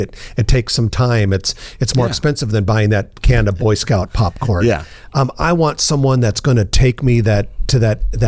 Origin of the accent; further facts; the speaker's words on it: Omaha, Nebraska, United States; Omaha's my hometown.